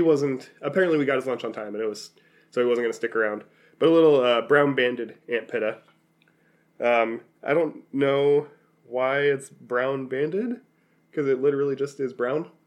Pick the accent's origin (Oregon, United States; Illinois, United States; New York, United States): Oregon, United States; we're from Oregon.